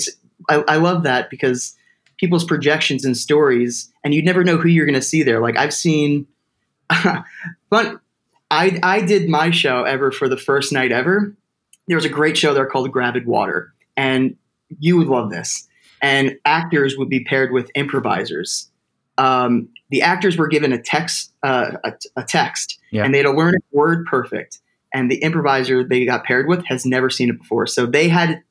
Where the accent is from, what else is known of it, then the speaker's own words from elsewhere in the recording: Toms River, New Jersey, United States; my hometown like a place to do theater called Exit 82 Theater Company, because I'm from Tom's River and that's Exit 82.